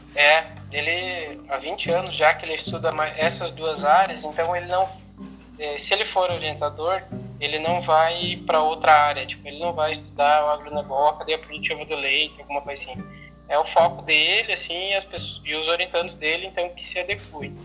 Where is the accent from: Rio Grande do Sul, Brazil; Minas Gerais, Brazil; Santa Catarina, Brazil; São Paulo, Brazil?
Rio Grande do Sul, Brazil; Santo Cristo; eu sou natural da cidade de Santo Cristo, que é pertinho aqui do lado de Santa Rosa.